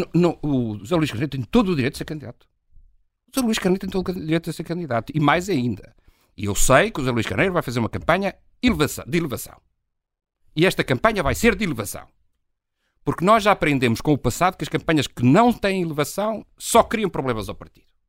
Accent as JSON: {"language": "Portuguese", "region": "Trás-os-Montes", "country": "Portugal", "said": "Eu sou transmontano"}